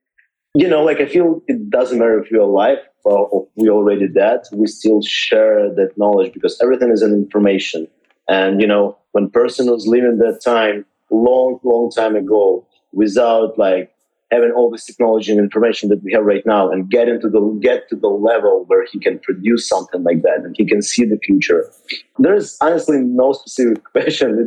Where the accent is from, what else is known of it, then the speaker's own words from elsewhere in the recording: Odesa, Odesa Oblast, Ukraine; moved away as an adult; also born or lived in Miami; now in California, United States; I'm from Ukraine, and that's my home where I was born.